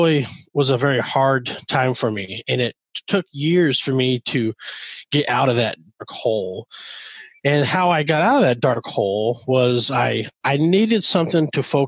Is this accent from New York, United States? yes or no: no; Northern California, United States; born or raised there; moved away as an adult; also born or lived in Omaha, Nebraska; now in Nebraska, United States